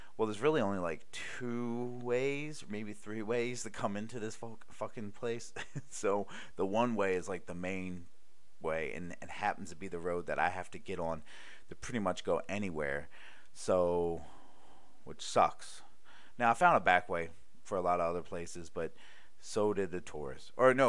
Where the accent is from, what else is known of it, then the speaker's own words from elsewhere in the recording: Baltimore, Maryland, United States; also born or lived in Honolulu / Cleveland; I used to live in Honolulu, Hawaii. I used to live in Cleveland, Ohio. I used to live, and I'm from Baltimore.